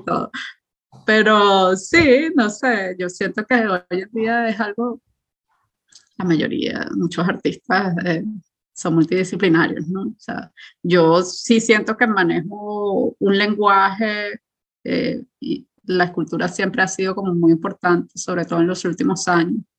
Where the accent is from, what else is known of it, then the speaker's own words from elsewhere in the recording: Caracas, Capital District, Venezuela; moved away as an adult; now in Berlin, Germany; yo crecí en Caracas, estudié en colegio público